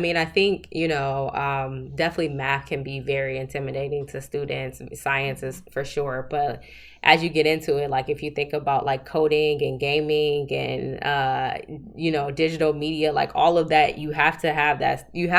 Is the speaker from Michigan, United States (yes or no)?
yes; Southfield, Michigan, United States; So I'm actually originally from Southfield, Michigan, which is a suburb of Detroit, Michigan. Grew up there all my life.